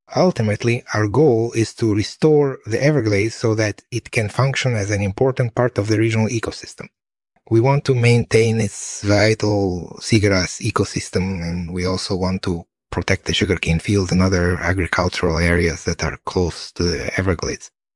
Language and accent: English; Moscow area, Moscow Oblast, Russia; moved away; also born or lived in Lithuania; I grew up in the Moscow area and my family is originally from Lithuania